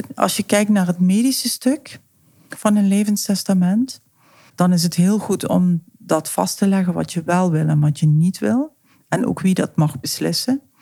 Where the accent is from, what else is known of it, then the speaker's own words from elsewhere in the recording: South Limburg, Netherlands; moved away as an adult; now in Amsterdam, Netherlands; Zoals je weet, kom ik uit Zuid-Limburg.